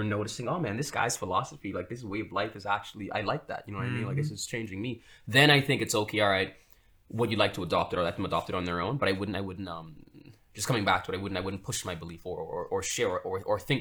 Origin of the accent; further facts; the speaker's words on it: Freeport, Grand Bahama, Bahamas; moved away as an adult; now in Prince Edward Island, Canada; I grew up in Freeport, Grand Bahama Island